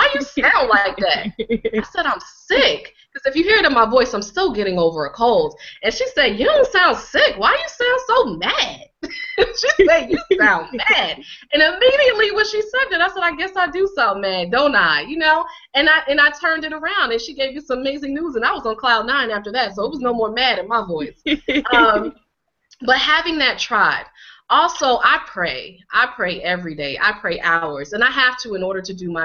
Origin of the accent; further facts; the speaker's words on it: Connecticut, United States; here I am a black girl, and I grew up in Connecticut